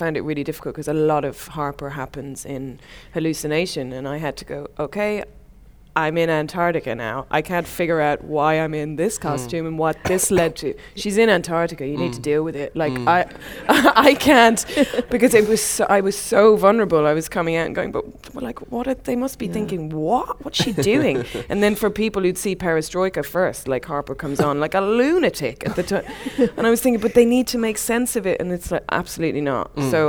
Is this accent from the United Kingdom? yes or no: no; Ireland; especially I'm Irish, you know, the gallows humour